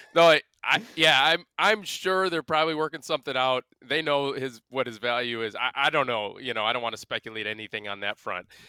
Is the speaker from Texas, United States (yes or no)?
no; Milwaukee, Wisconsin, United States; born or raised there